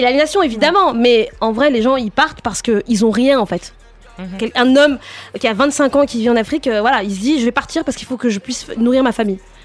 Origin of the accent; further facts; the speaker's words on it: France; je suis née en France